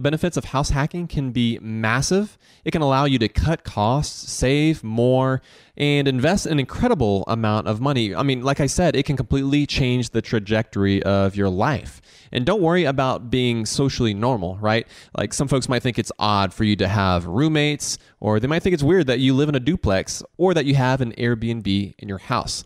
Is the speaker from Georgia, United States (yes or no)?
yes; Augusta, Georgia, United States; Growing up in Augusta